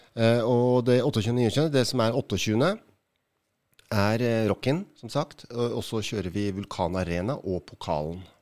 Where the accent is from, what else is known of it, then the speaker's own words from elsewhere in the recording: Oslo, Norway; jeg er fra Oslo